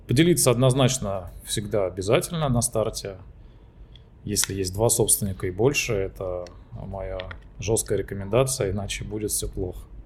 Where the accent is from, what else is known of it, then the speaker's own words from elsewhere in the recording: Trans-Volga region, Russia; моей малой родины, Заволжья